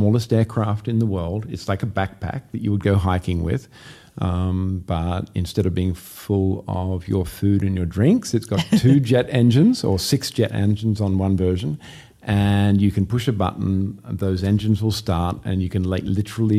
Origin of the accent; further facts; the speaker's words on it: Sydney, New South Wales, Australia; accent: Australian; also born or lived in Los Angeles, United States; I'm from Sydney, Australia, born and bred.